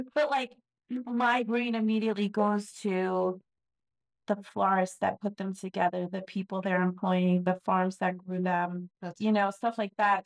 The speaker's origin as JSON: {"language": "English", "region": "New York", "country": "United States", "tie": "born or raised there", "said": "I grew up in New York"}